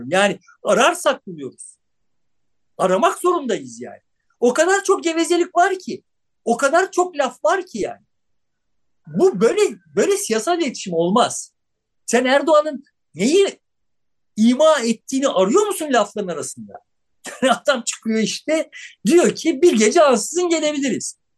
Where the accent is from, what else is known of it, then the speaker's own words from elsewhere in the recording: Turkey; Türküz, işte şöyle bir din anlayışımız var, babayız, aynı zamanda Beşiktaşlıyız